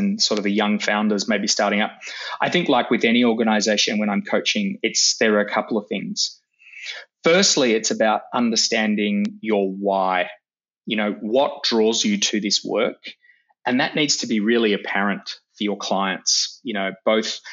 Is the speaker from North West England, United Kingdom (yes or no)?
yes; Manchester, North West England, United Kingdom; now in Melbourne, Australia; I was born in Manchester a long time ago, and we made the long trek out to Melbourne